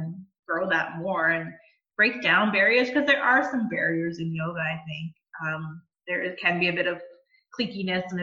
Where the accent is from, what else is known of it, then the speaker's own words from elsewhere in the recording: Bowmanville, Ontario, Canada; I grew up in Bowmanville, so it's actually really exciting for me to have my business in my hometown